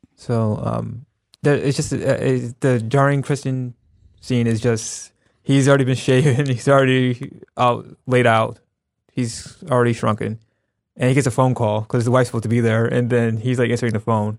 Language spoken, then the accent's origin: English; United States; I'm American